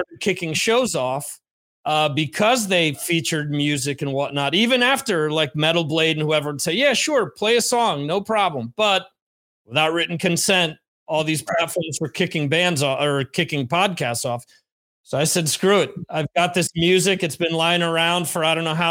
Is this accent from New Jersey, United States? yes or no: yes; New Jersey, United States; moved away as an adult; also born or lived in Spain; now in Santander, Spain; where I grew up in New Jersey.